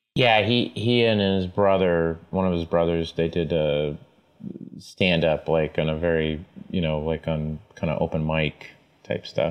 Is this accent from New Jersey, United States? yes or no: no; Tulsa, Oklahoma, United States; I was uh, born and raised in Tulsa, Oklahoma